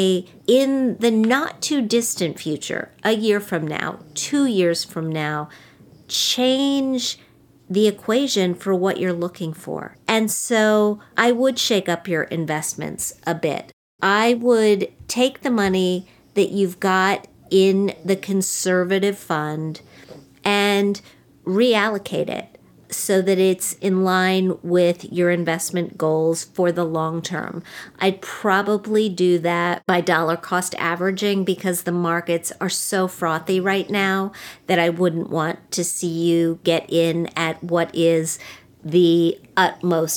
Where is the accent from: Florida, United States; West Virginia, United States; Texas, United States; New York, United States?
West Virginia, United States; I'm from West Virginia. I'm from a state where people got married really early.